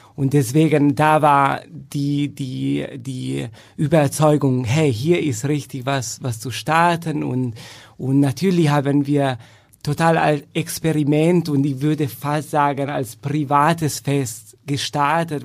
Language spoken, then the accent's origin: German; Turin, Piedmont, Italy; German is a second language; moved away as an adult; also born or lived in Frankfurt / Essen / Madrid; now in Germany; ich fühle mich sagen wir so, mehr Italiener, da ich da geboren und aufgewachsen bin